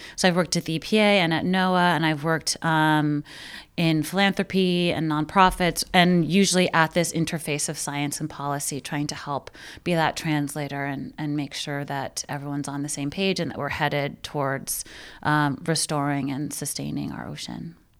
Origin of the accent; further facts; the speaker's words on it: New York City, New York, United States; I grew up in Brooklyn